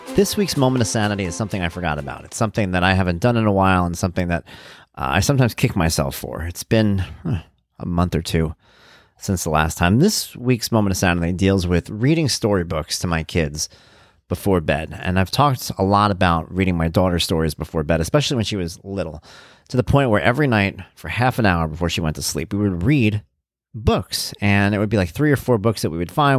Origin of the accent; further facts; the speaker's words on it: Lindenhurst, New York, United States; also born or lived in Jackson Heights, Queens; moved out here to the main island when I was about two and a half years old, to a little place called Lindenhurst, New York